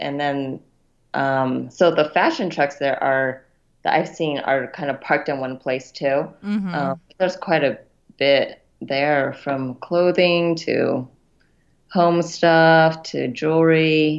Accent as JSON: {"language": "English", "region": "Utah", "country": "United States", "tie": "born or raised there", "also_born_or_lived": "Los Angeles / Portland", "moved": "as an adult", "said": "I was born in Utah, grew up here, went to school in LA at Pepperdine University."}